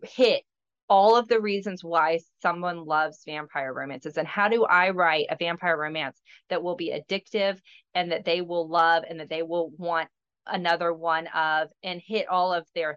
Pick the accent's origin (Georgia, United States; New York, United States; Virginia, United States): Georgia, United States; now in Florida, United States; I'm originally from Georgia. I live in Florida now